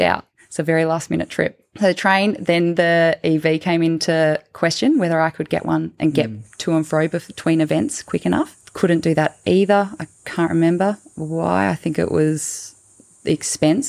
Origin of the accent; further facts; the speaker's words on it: Tasmania, Australia; growing up in Tasmania, you're surrounded by old growth forests